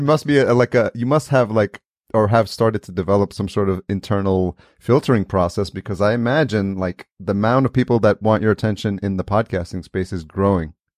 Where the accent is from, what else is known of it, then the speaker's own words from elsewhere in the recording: New York, United States; moved away; I grew up in New York